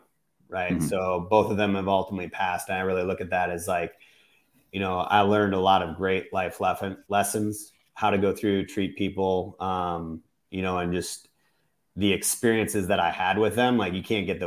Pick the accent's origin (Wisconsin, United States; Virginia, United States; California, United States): Wisconsin, United States; Exeland; now in Missouri, United States; It was Exland, Wisconsin, to be exact